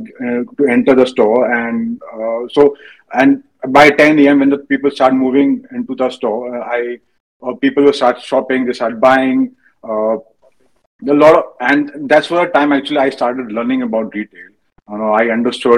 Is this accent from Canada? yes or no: no; Bareilly, Uttar Pradesh, India; moved away as an adult; now in Mumbai, India; I was born in Bareilly. I did my schooling in Bareilly. Even I did my engineering in Bareilly.